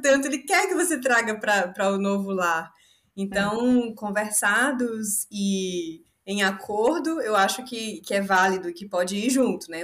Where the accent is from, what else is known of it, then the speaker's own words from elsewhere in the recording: Salvador, Bahia, Brazil; Eu sou de Salvador, eu sou baiana da gema